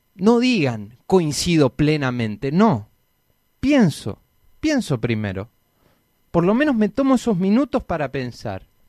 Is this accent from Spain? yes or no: no; Argentina; nosotros como argentinos